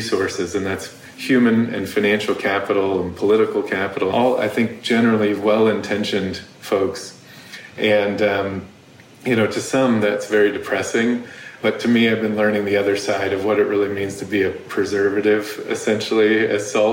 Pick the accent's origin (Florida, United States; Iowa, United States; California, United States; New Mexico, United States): California, United States; now in Chicago, United States; I'm from California